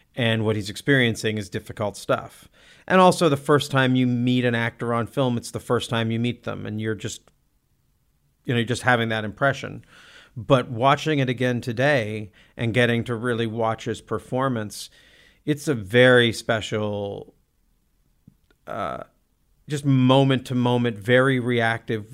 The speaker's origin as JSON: {"language": "English", "town": "Olympia", "region": "Washington", "country": "United States", "tie": "born or raised there", "moved": "yes", "said": "I grew up in Olympia."}